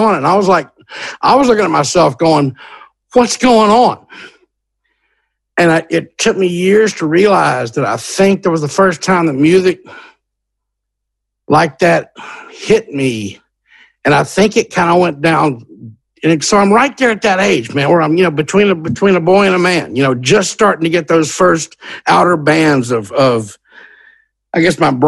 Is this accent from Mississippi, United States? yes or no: yes; Hattiesburg, Mississippi, United States; the University of Southern Mississippi was in my hometown